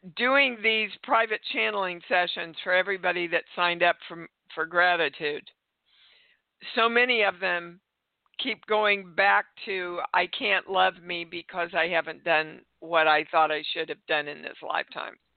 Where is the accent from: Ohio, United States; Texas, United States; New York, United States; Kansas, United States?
Kansas, United States; I was raised in Kansas